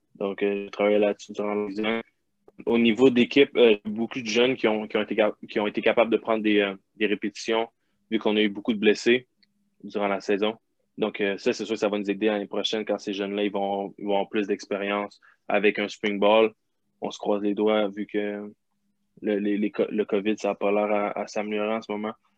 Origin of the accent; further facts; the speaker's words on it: Quebec, Canada; moved away; on est québécois